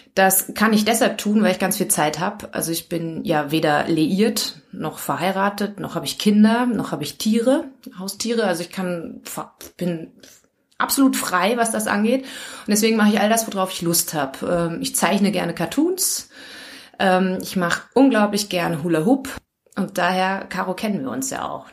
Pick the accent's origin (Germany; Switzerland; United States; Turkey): Germany; moved away as an adult; now in Linz area, Austria; bin aus Deutschland. Man hört es vielleicht.